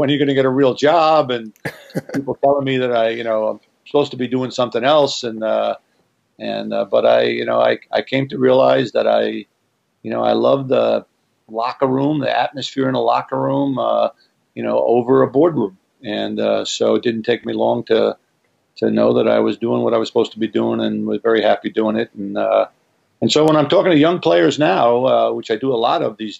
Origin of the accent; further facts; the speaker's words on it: Long Island, New York, United States; I grew up in New York, on Long Island